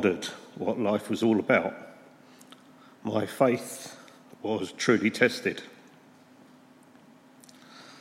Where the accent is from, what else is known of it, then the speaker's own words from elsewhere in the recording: St Albans, East of England, United Kingdom; I was born and raised here in St Albans into a wonderful, loving family.